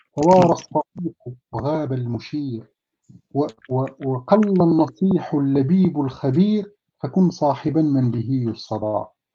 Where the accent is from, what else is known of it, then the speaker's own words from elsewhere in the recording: Morocco; عندنا في المغرب